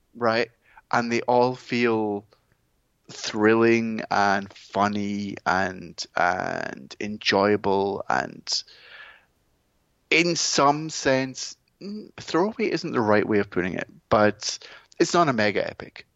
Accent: Scotland, United Kingdom; being Scottish

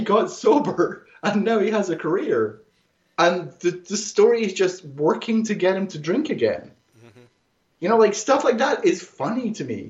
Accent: Greenock, Scotland, United Kingdom; it's in Greenock. It's where I come from

